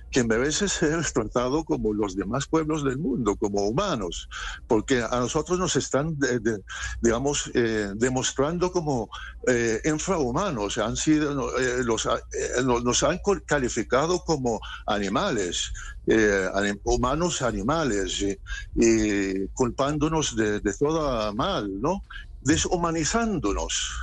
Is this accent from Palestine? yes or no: yes; Palestine; now in Colombia; yo el embajador de Palestina entrar y salir de mi tierra sin tener que pedirle permiso al soldado israelí